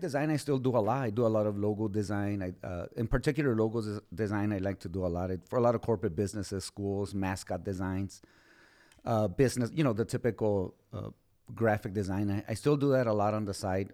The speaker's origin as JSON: {"language": "English", "town": "Socorro", "region": "Texas", "country": "United States", "tie": "born or raised there", "said": "I was born and raised in Socorro"}